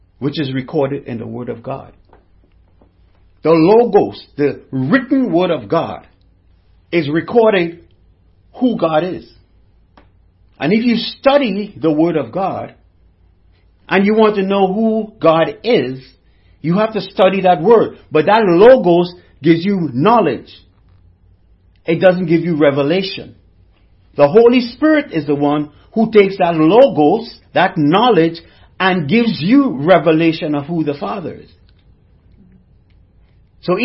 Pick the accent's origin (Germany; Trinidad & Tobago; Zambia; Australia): Trinidad & Tobago; I'm from the Caribbean, from Trinidad and Tobago.